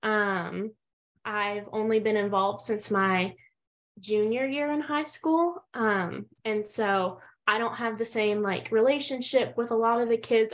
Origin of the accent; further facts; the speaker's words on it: Denton, Texas, United States; I'm originally from Denton, Texas, and I'm currently attending school at Texas A&M University